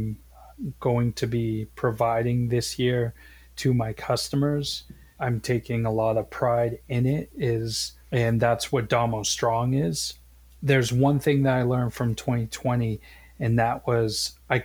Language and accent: English; Boston, Massachusetts, United States; moved away; also born or lived in Maine; I'm originally from Boston.